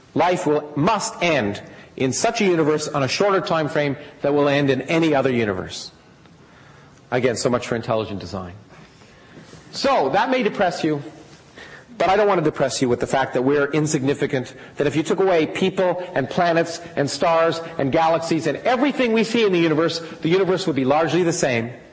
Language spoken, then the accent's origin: English; Canada; moved away; I grew up in Canada